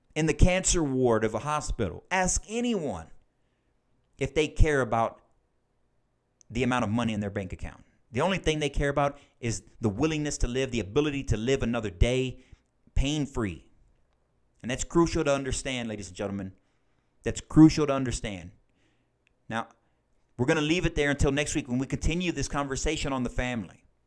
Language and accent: English; United States; as Christian American adults